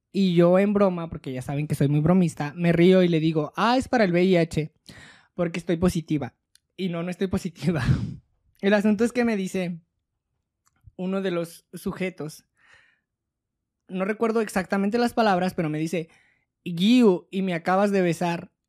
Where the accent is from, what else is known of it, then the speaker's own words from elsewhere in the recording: Mexico; como sociedad mexicana